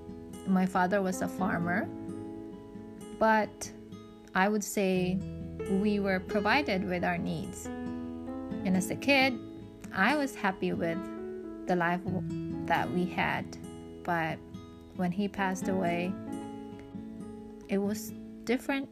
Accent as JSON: {"language": "English", "region": "Mindanao", "country": "Philippines", "tie": "born or raised there", "also_born_or_lived": "Luzon", "moved": "as an adult", "lives_now": "China", "said": "I'm from the Philippines. I was born and raised in Mindanao"}